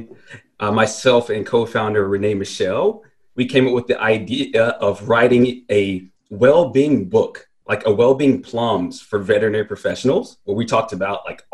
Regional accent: Oxford, North Carolina, United States; also born or lived in Greensboro, North Carolina / Raleigh, North Carolina; now in Fayetteville, United States; Oxford, North Carolina. It's a really small town

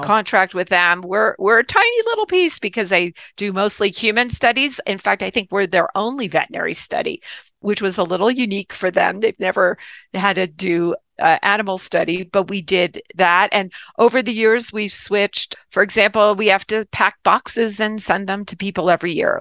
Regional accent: New Jersey, United States; I grew up in New Jersey

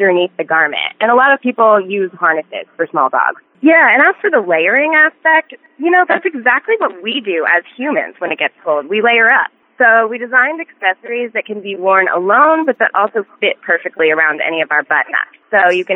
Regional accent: Colorado, United States; moved away; we're originally from Colorado

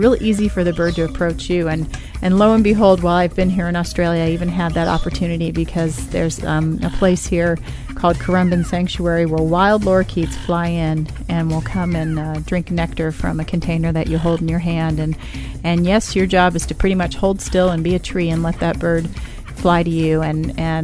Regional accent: Austin, Texas, United States; my hometown

